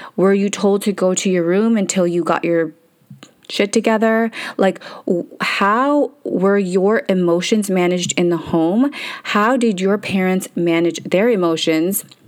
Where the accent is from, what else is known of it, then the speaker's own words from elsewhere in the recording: Canada; English is a second language; So I couldn't speak English, moved to Canada.